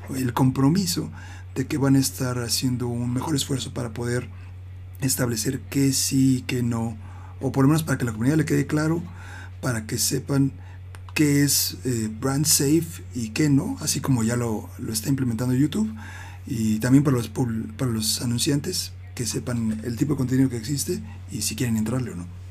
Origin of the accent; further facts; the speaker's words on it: Mexico City, Mexico; soy el único del DF que le va al Pachuca